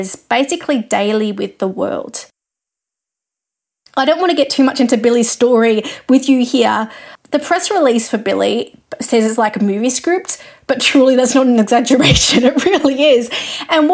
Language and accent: English; Australia; I'm an Australian music journalist